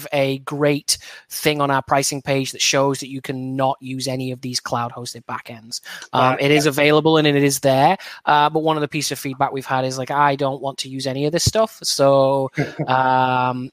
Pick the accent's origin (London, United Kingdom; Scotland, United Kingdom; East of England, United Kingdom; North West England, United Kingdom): North West England, United Kingdom; Burnley; moved away as an adult; now in Seattle, United States; my hometown club of Burnley